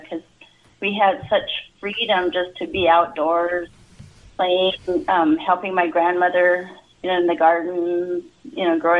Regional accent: White River, South Dakota, United States; I grew up around White River, actually north of White River. I grew up along the banks of the Little White River, probably about 10 miles north of White River. Grew up in a little house there.

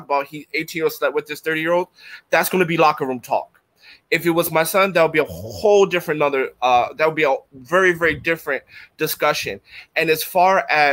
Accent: Philadelphia, Pennsylvania, United States; moved away; I'm from North Philadelphia, the hood, Strawberry Mansion

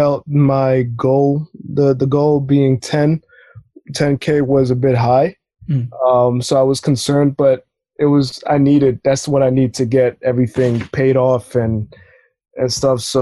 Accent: New York City, New York, United States; I'm born and raised in Brooklyn

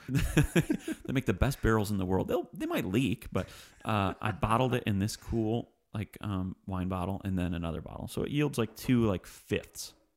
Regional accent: Livonia, Michigan, United States; now in Nashville, United States; Livonia, 'cause that's my hometown

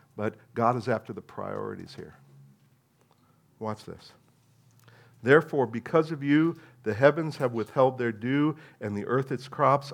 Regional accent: New Jersey, United States; moved away; And I'm American

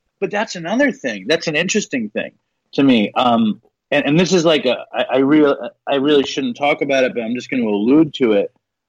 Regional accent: Manhattan, New York, United States; Like, most Jewish people in America grow up, like, alone in some town and shit. I grew up in Manhattan. It's all Jews.

